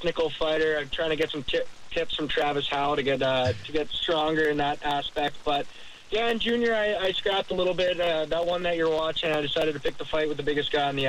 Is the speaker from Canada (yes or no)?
yes; Canada; now in Jacksonville, United States; We're from Canada